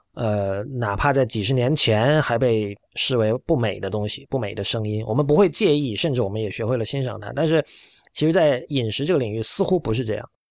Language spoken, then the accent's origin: Chinese; China; 我们现在还活着的中国人